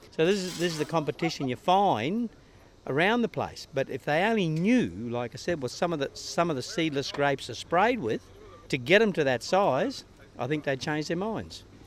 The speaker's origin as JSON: {"language": "English", "area": "Granite Belt", "region": "Queensland", "country": "Australia", "said": "we're from the Granite Belt"}